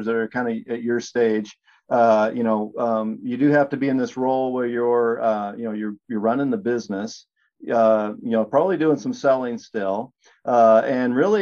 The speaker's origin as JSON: {"language": "English", "town": "Seattle", "region": "Washington", "country": "United States", "said": "I'm from Seattle"}